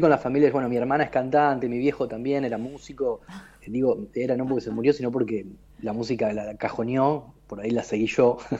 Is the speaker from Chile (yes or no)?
no; Río Gallegos, Santa Cruz, Argentina; Yo nací en Río Gallegos, era un lugar muy ventoso.